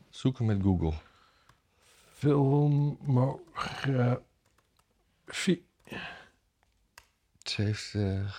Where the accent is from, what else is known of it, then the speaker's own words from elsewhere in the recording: Canada; Ik ben uit Canada oorspronkelijk.